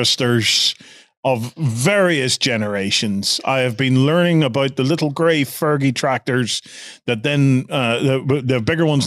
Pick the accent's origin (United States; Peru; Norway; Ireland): Ireland; I'm Irish